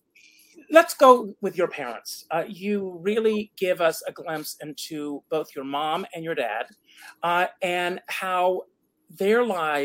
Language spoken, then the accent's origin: English; Myrtle Beach, South Carolina, United States; I grew up in Myrtle Beach, South Carolina